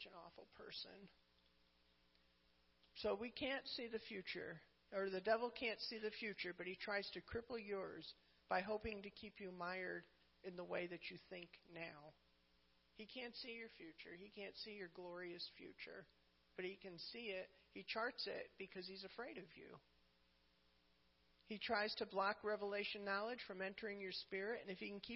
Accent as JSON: {"language": "English", "region": "New England", "country": "United States", "said": "I'm from New England"}